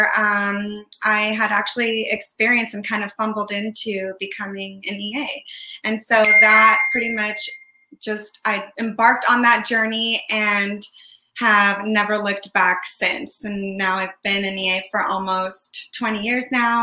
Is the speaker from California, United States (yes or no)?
yes; San Francisco, California, United States; also born or lived in Windsor, California; I was born and raised in San Francisco and lived most of my life here in the Bay Area